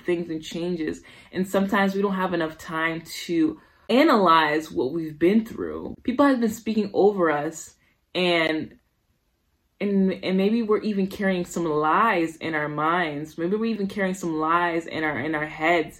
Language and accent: English; Somerville, Massachusetts, United States; also born or lived in Brooklyn, New York / Haiti (parents); I was raised in Somerville, Massachusetts.